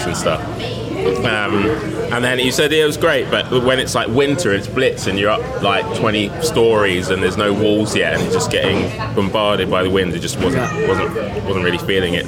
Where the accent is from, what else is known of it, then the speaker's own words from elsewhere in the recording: London, United Kingdom; Grew up and in Lewisham, so I haven't I haven't gone very far at all